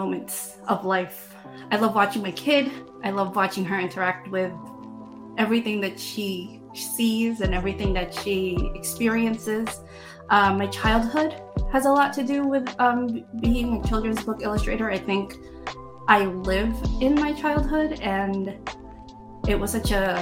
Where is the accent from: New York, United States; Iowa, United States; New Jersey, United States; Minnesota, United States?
New York, United States; New York City; I grew up in Queens, in New York